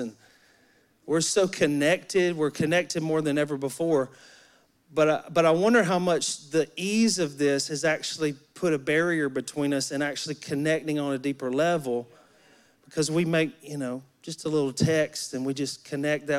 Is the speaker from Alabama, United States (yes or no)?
yes; Alabama, United States; I'm from Alabama. I grew up in Alabama in the woods